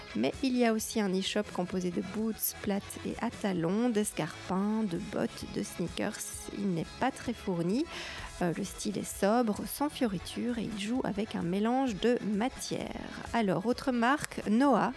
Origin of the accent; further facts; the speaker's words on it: Belgium; je suis belge avec mes parents